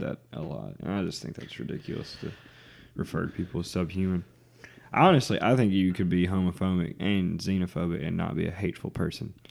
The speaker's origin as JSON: {"language": "English", "region": "the South", "country": "United States", "tie": "born or raised there", "said": "we grew up in the South"}